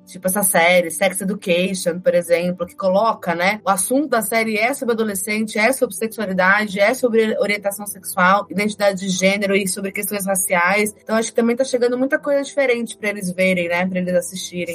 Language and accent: Portuguese; Campinas, São Paulo, Brazil; Eu sou de Campinas, né? Então eu estudei no colégio lá em Campinas